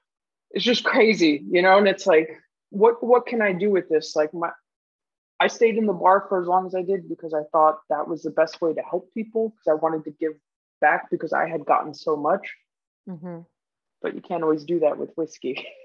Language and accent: English; Guam; also born or lived in Germany; Originally, I'm from Germany, but I spent most of my life in Guam.